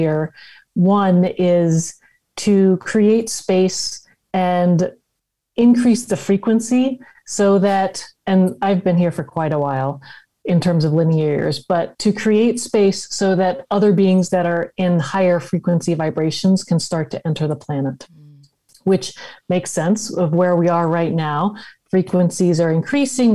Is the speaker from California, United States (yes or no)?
yes; Los Angeles, California, United States; I'm grew up in Los Angeles